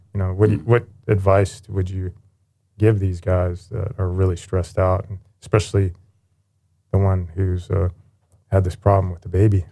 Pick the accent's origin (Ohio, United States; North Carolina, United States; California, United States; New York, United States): Ohio, United States; Youngstown; I was born in Youngstown, Ohio